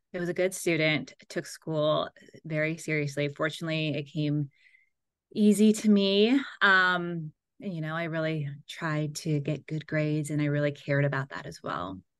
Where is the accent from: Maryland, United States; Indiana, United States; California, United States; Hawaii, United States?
California, United States; Seal Beach; I grew up in Southern California in a little beach town called Seal Beach.